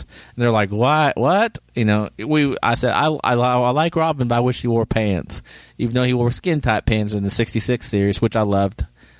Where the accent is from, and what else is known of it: Oklahoma, United States; born or raised there